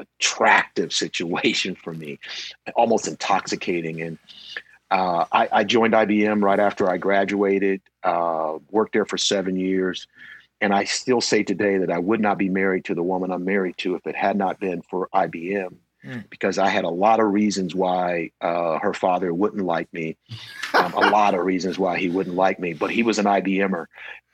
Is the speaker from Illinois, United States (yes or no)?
no; Canton, Ohio, United States; I'm a guy from Canton, Ohio. It's a relatively small town in Northeast Ohio, closest to Cleveland, if you're trying to find it on the map. Grew up in kind of a steel town